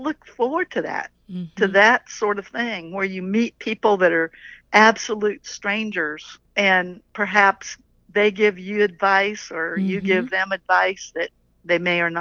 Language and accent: English; Little Rock, Arkansas, United States; We're from Little Rock, Arkansas